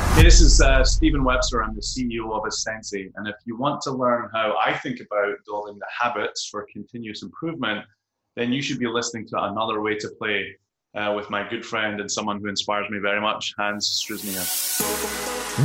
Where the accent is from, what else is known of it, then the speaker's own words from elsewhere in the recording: Kirkcaldy, Scotland, United Kingdom; moved away as an adult; also born or lived in Edinburgh; now in Bay Area, United States; I live in California now. I live in the Bay Area, uh, but I grew up in Scotland, uh, a relatively small town called Kirkcaldy